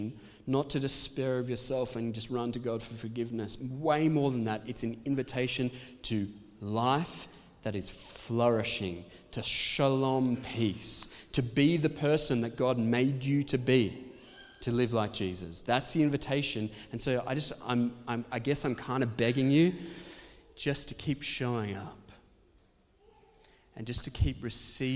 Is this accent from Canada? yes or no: no; Australia; we're Protestants and also because we're Australian.